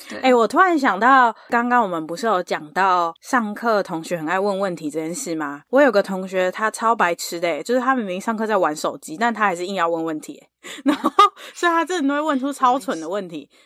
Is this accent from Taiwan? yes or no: yes; Taiwan; moved away as an adult; now in United States; 小时候在台湾的时候